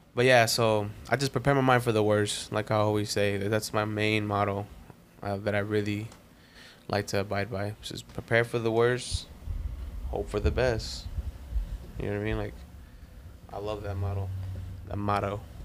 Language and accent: English; Compton, California, United States; moved away; I was born in Compton